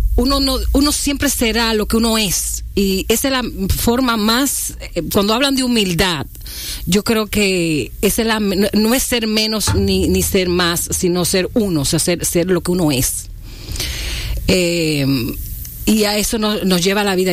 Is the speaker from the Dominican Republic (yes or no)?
yes; La Vega, Dominican Republic; me crié en un pueblo, en La Vega.